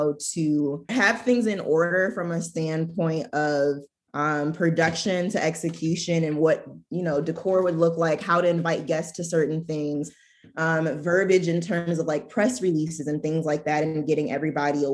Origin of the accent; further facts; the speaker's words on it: Michigan, United States; I'm from Michigan